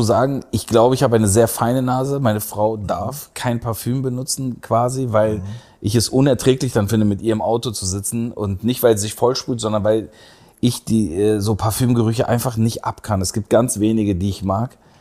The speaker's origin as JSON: {"language": "German", "region": "Berlin", "country": "Germany", "tie": "born or raised there", "also_born_or_lived": "Istanbul, Turkey / Aachen / Heidelberg", "moved": "as an adult", "said": "in dem Kreuzberg, in dem ich aufgewachsen bin"}